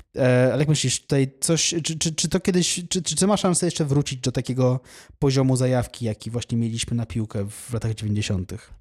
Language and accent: Polish; Poland; jestem z Polski